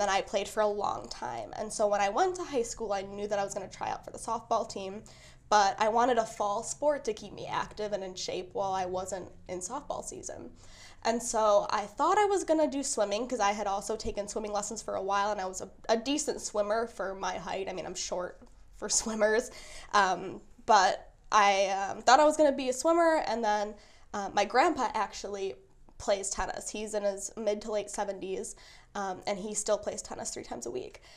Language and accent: English; Kenosha, Wisconsin, United States; I grew up in Kenosha.